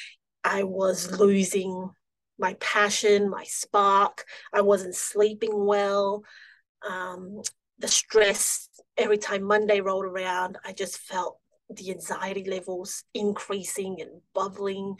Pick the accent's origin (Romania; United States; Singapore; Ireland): Singapore; now in Melbourne, Australia; I grew up in Singapore, moved here to Australia about almost 15 years ago now